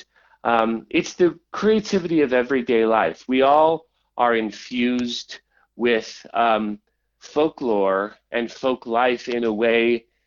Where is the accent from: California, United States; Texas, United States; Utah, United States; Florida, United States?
Utah, United States; now in Washington, United States; I grew up in Utah, but I had family all along the Kitsap Peninsula and in areas of King County